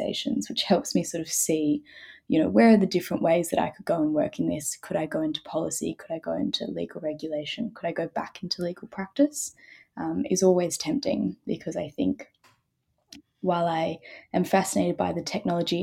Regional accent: Bundaberg, Queensland, Australia; moved away as an adult; also born or lived in Rockhampton / Ipswich; now in United Kingdom; I was born in Rockhampton and lived in Rockhampton for a couple of years as a kid and then across Ipswich, but mainly grew up in Bundaberg

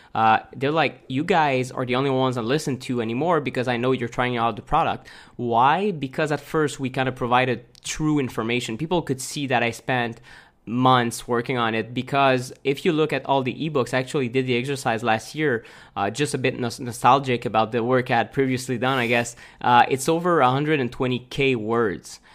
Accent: Montreal, Quebec, Canada; moved away as an adult; also born or lived in Chiang Mai, Thailand; we're from Montreal originally.

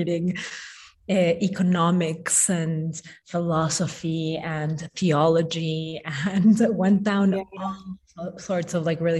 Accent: Mexico City, Mexico; moved away; also born or lived in New York / Tokyo; I grew up in Mexico City, and I lived in New York for a really long time

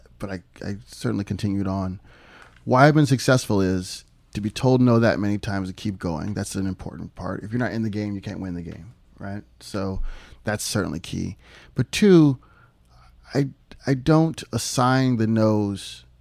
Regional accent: Philadelphia, Pennsylvania, United States; also born or lived in Ohio; So I moved to Pennsylvania at about 6 months old and lived there almost all my life

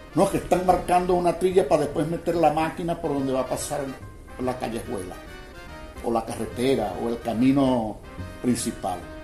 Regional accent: Machiques, Zulia, Venezuela; Yo soy de Machique, toda mi familia es de Machique y yo soy de Machique

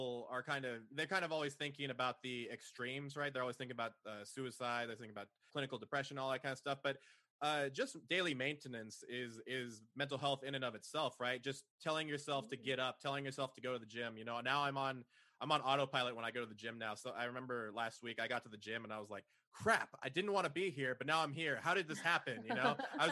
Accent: San Jose, California, United States; moved away as an adult; now in Austin, United States; I was originally from San Jose over in the Silicon Valley

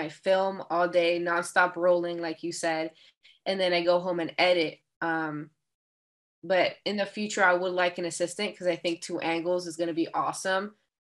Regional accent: Miami, Florida, United States; I was born in Miami, Florida, but both my parents, so my people come from the Dominican Republic

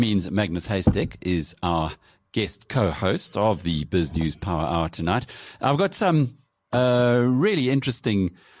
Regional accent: South Africa; You're South African, I'm South African

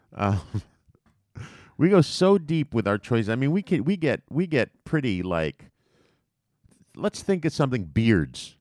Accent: United States; we're American

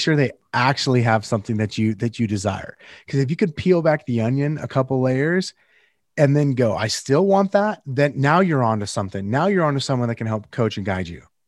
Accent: Northern California, United States; I'm from Northern California originally

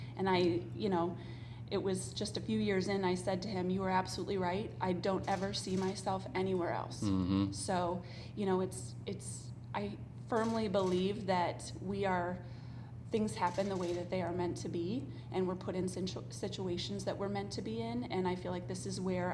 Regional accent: Attica, Ohio, United States; I grew up in a small town in Northwest Ohio

